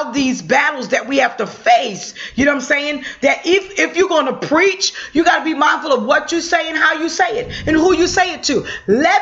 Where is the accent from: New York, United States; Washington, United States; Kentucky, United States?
New York, United States; I'm a New Yorker.